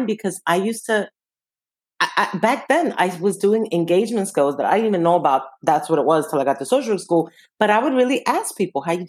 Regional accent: New York City, New York, United States; I will always identify as Washington Heights. That's where I grew up

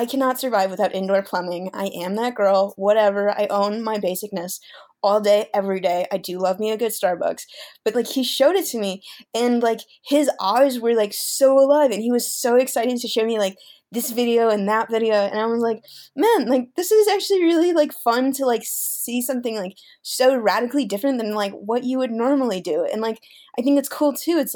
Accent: Chicago suburbs, Illinois, United States; I'm also from the Chicago suburbs

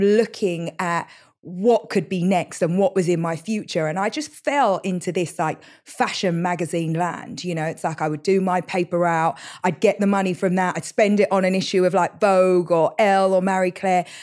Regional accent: London, United Kingdom; moved away; East London has been very defining of me

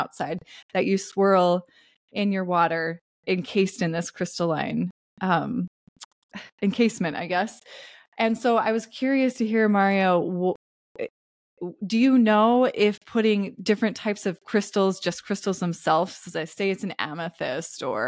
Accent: Pacific Northwest, United States; I grew up in the Pacific Northwest

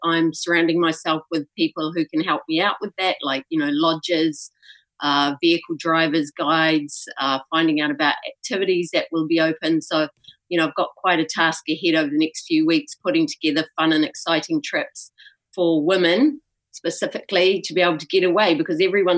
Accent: New Zealand; now in Egypt; I'm a Kiwi and I came home after not being here for 3 years and I got stuck here

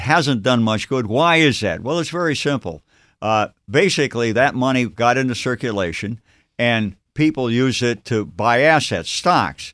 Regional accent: Ohio, United States; moved away as an adult; also born or lived in Massachusetts / Stanford, California; I grew up in Ohio, I'm here in Massachusetts

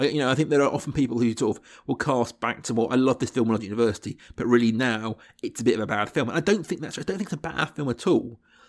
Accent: South East England, United Kingdom; I grew up in Berkshire in England, and whilst, you know, we had BBC 4 and Film 4, a few things like that going on, my exposure to this kind of cinema was minimal at this point.

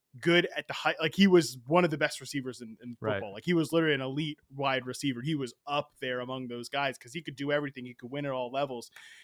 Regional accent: Virginia, United States; I'm from Virginia, not West Virginia.

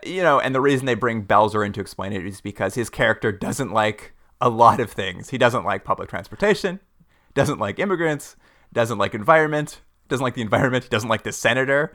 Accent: Canada; we're from Canada

